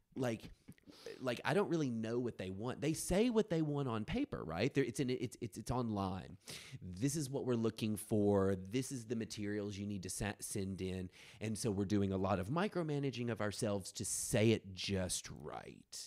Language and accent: English; rural West Tennessee, United States; I'm from the South, like, you know, I'm a fag from rural West Tennessee